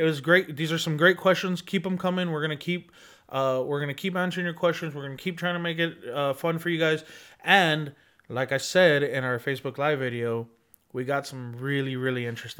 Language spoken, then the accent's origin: English; Laredo, Texas, United States; born there; also born or lived in San Antonio / Dallas / Houston / Austin; I've lived everywhere in Texas. I was born in Laredo. I've lived here in San Antonio. I lived in Dallas, Houston, Austin, a bunch of different places.